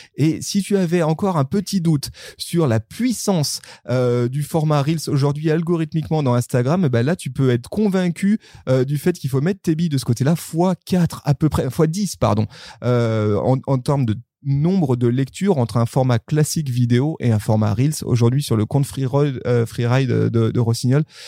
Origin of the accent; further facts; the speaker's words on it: near Sallanches, Savoie, Auvergne-Rhône-Alpes, France; je suis au Savoyard, voire même je suis à côté. Je suis, je viens d'à côté de Salange